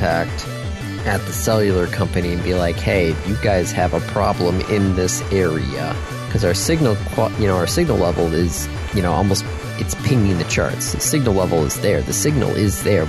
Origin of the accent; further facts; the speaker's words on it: Ann Arbor or Saline or Detroit, Michigan, United States; growing up in Ann Arbor or Saline or Detroit